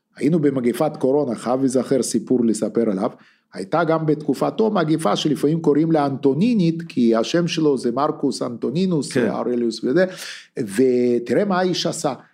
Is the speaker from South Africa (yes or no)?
no; Lithuania; also born or lived in Russia; now in Israel; אני ליטאי, אתה בטח יודע את זה, נולדתי בליטא